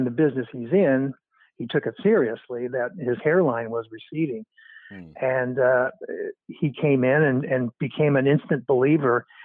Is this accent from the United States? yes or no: no; Canada; moved away as an adult; also born or lived in Toronto; I grew up in Canada. I moved to Los Angeles to set up Regenix in 1984